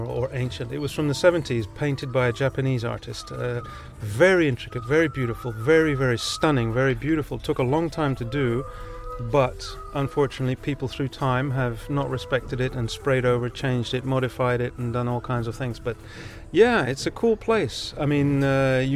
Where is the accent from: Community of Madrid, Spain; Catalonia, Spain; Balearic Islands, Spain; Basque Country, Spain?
Balearic Islands, Spain; Ibiza; first language Ibicenco Catalan; English is a second language; moved away; I came to the island when I was a year old. So my first language was Ibithenko, and then English later on, and I grew up, and now I'm back.